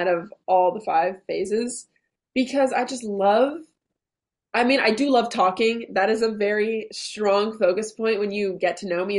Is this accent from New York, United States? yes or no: yes; New York City, New York, United States; now in Manchester, Vermont, United States; I grew up in New York City on the Upper East Side